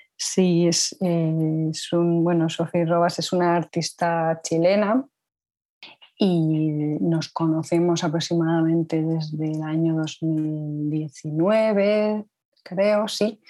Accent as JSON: {"language": "Spanish", "town": "Pamplona", "region": "Navarre", "country": "Spain", "also_born_or_lived": "León / Copenhagen", "said": "yo soy de Pamplona, una pequeña ciudad situada al norte de España, dentro de la comunidad autónoma de Navarra"}